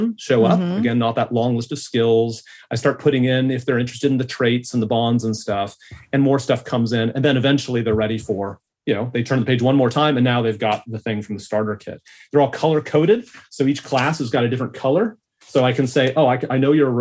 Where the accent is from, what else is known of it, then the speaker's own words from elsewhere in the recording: California, United States; now in Australia; I'm from California. You can tell by my accent.